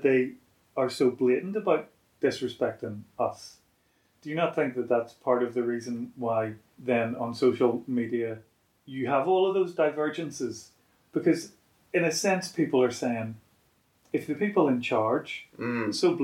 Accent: Belfast, Northern Ireland, United Kingdom; growing up in Belfast under Margaret Thatcher and the Tories

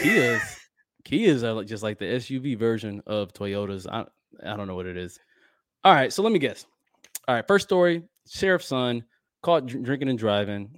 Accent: Midwest, United States; moved away; my hometown, I guess the Midwest area

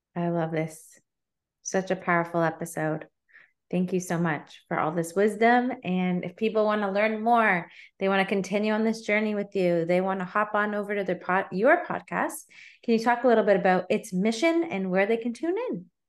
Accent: Canada; as a Canadian

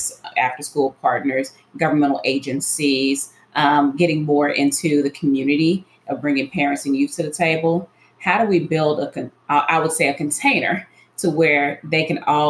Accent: Memphis, Tennessee, United States; I was born and raised in Memphis

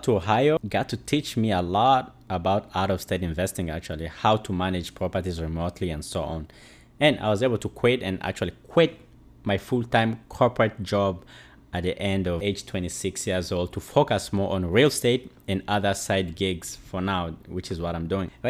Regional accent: DR Congo; moved away; also born or lived in Uganda; I'm a refugee from Congo in Central Africa. I left my country due to war

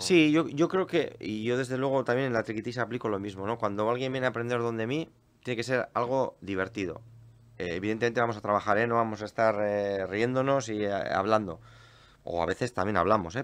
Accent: Portugalete, Basque Country, Spain; yo soy de Portugalete

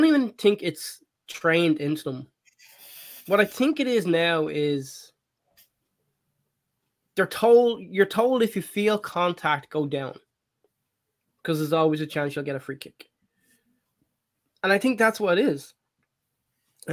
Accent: Ireland; growing up in Ireland

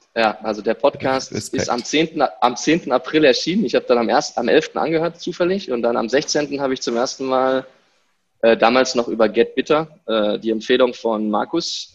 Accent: Germany; moved away as an adult; also born or lived in Stuttgart; now in Morocco; Ich bin in Deutschland geboren, habe dort Schule, Studium, alles durchlaufen

